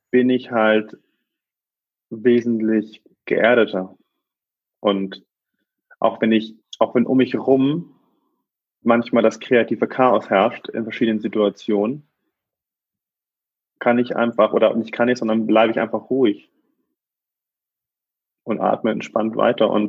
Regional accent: Hamburg, Germany; wir sind äh, aufgewachsen im Vorort von Hamburg ähm, in einem kleinen Einfamilienhaus mit einem schönen Garten

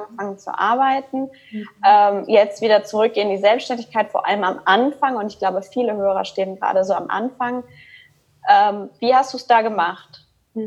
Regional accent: Cologne, North Rhine-Westphalia, Germany; now in Stuttgart, Germany; ich bin in Deutschland geboren auch, ähm, in Köln und da bin ich halt auch aufgewachsen

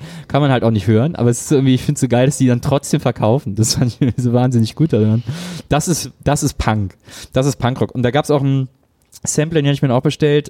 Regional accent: Wesseling, North Rhine-Westphalia, Germany; bei uns in Wesseling

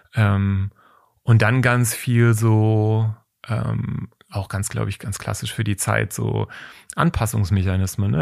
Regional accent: Taunus, Hesse, Germany; ich bin im Taunus aufgewachsen

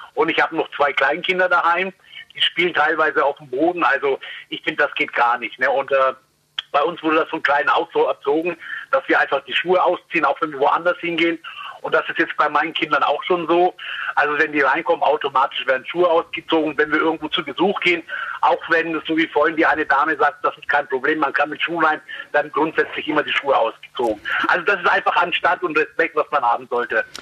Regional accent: Lower Bavaria, Germany; Bei uns in Niederbayern

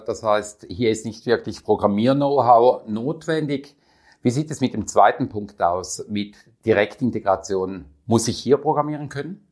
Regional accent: Switzerland; Bei uns in der Schweiz

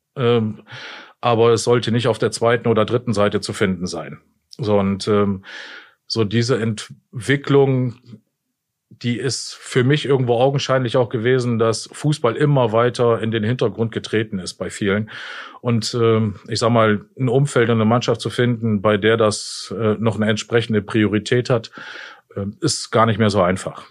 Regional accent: Jena, Thuringia, Germany; moved away; also born or lived in Osnabrück / Hasbergen; Groß geworden bin ich ja in Thüringen, in Jena

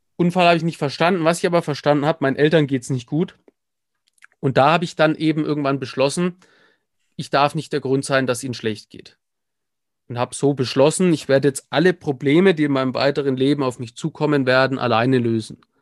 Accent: Nuremberg, Bavaria, Germany; bin im Prinzip aufgewachsen in der Nürnberger Südstadt.

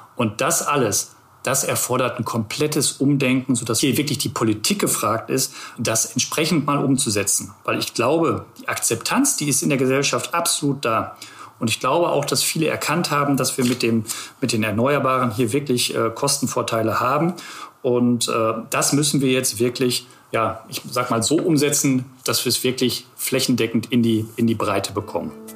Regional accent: Ruhr area, North Rhine-Westphalia, Germany; now in Hamburg, Germany; ich bin eigentlich ein Kind des Ruhrgebiets. Das heißt, ich bin wirklich zwischen ja, zwischen Kohlekraftwerken, zwischen Zechen aufgewachsen

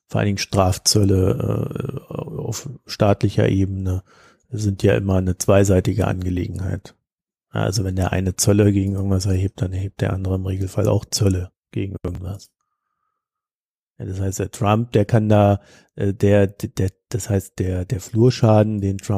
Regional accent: Germany; Wir werden am meisten leiden. Wir sind Deutsche.

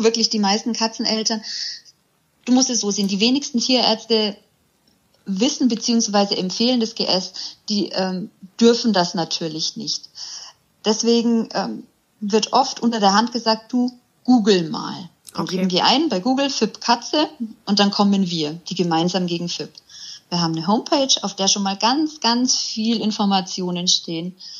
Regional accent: near Augsburg, Bavaria, Germany; ich komme aus der Nähe von Augsburg

